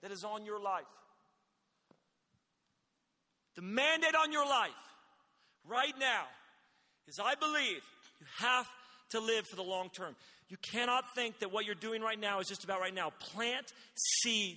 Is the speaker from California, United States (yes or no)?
yes; Redding, California, United States; my city, my hometown, Reading